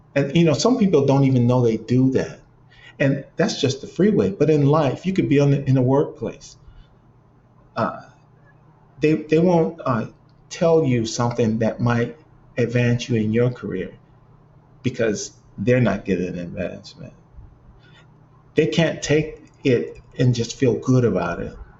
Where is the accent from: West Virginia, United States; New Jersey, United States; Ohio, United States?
Ohio, United States; Cleveland; now in Los Angeles, United States; growing up in Cleveland